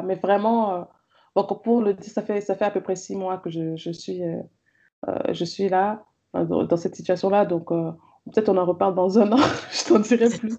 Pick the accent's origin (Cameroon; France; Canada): Cameroon; j'ai grandi au Cameroun euh, avec des parents camerounais